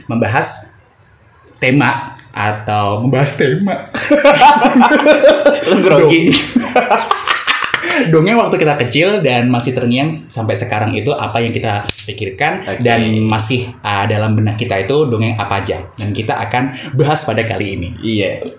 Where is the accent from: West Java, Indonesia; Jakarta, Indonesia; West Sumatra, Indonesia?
West Sumatra, Indonesia; Padang; Nah, karena dari tempat gue kan, dari Padang.